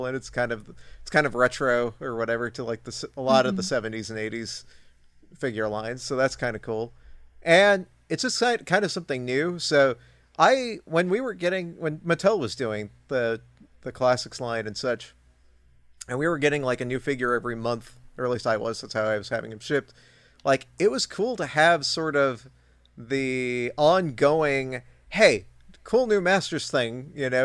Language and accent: English; California, United States; I grew up in California